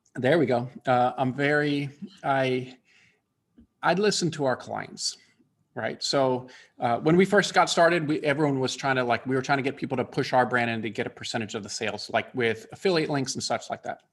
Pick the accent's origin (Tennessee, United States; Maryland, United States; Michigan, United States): Maryland, United States; Bethesda; now in Atlanta, United States; I grew up in Bethesda, Maryland